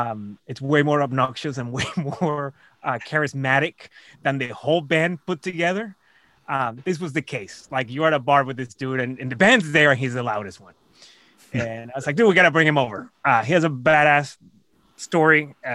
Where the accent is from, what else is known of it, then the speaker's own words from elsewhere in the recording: Caracas, Capital District, Venezuela; now in Austin, United States; dude's from my hometown in Venezuela, in Caracas, in Venezuela.